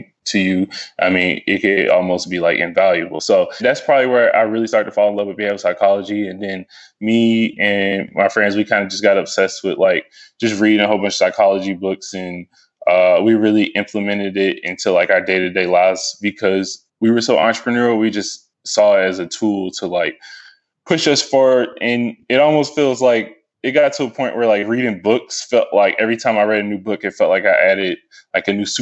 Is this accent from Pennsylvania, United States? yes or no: no; Stone Mountain, Georgia, United States; also born or lived in Lithonia, Georgia / Snellville, Georgia / Atlanta, Georgia; I was born and raised in Stone Mountain